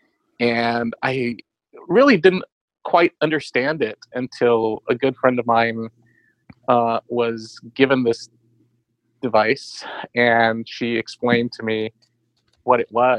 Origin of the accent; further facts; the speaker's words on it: Los Angeles, California, United States; I am from Los Angeles.